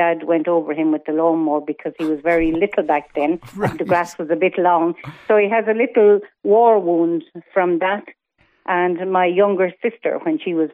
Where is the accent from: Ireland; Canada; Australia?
Ireland; New Ross, Leinster; my hometown of New Ross